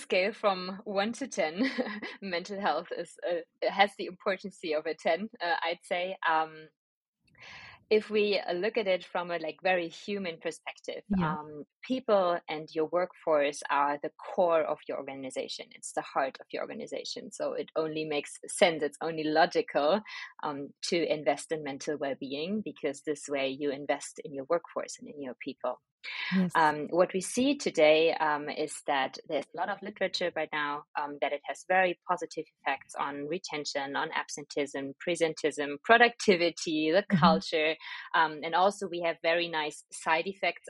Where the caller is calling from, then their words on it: Berlin, Germany; I'm joining you from my beautiful home office in the beautiful city of Berlin.